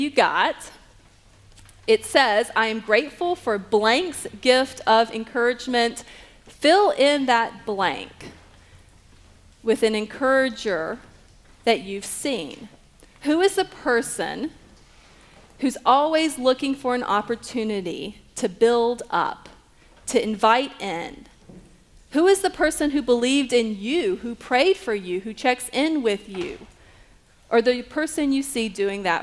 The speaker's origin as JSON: {"language": "English", "town": "Marietta", "region": "Georgia", "country": "United States", "also_born_or_lived": "Atlanta", "said": "I was from the Marietta area"}